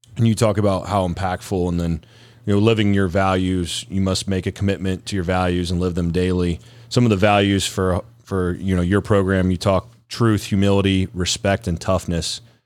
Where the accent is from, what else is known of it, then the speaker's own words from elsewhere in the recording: Columbus, Ohio, United States; I grew up in Columbus